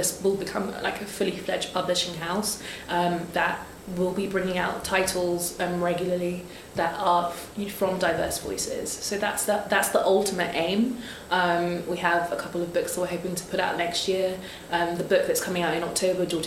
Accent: Nigeria; I'm a Nigerian, Yoruba, and in Yoruba, Oja means market.

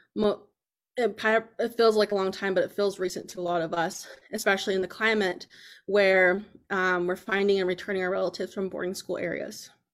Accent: Lawrence, Kansas, United States; I grew up here in Lawrence, Kansas

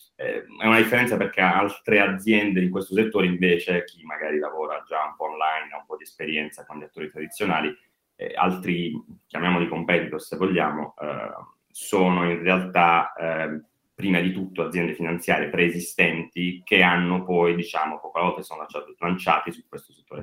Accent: Apulia, Italy; Noi che siamo pugliesi

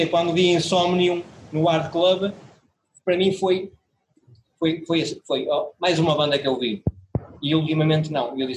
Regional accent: Porto, Norte, Portugal; Você foi parar o meu número de telefone e nós somos do Porto.

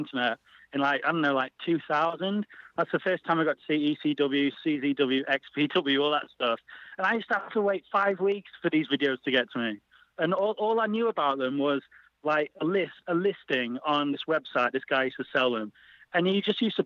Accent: Sheffield, Yorkshire and the Humber, United Kingdom; I'm from Sheffield.

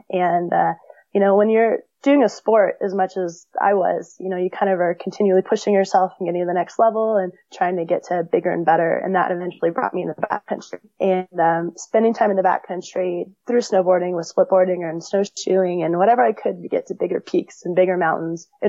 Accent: Big Bear, California, United States; Uh, in California, yep. So I grew up near Big Bear. I went up to Big Bear a couple times a year when I was younger

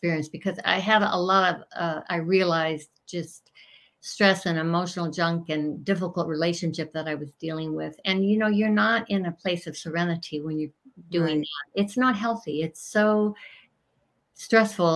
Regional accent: Portland, Oregon, United States; I'm from Portland, Oregon

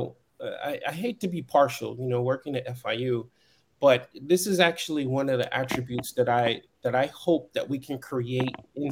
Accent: Chicago, Illinois, United States; I'm from Chicago. I am from Chicago.

